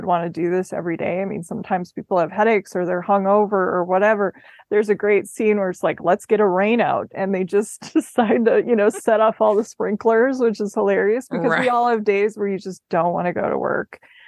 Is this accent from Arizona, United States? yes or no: yes; Arizona, United States; I'm from Arizona.